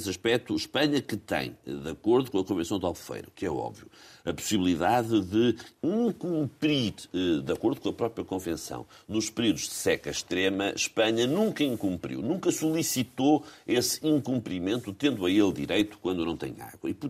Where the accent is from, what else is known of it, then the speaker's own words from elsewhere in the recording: Águeda, Centro, Portugal; born there; Ah, foi a terra onde eu nasci, portanto, terei sempre uma ligação muito forte à Águeda, onde conheço muito pouca gente.